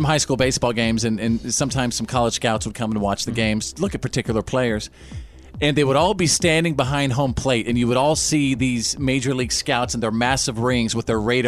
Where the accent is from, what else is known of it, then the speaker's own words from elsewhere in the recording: Bowie, Texas, United States; my hometown of Bowie, Texas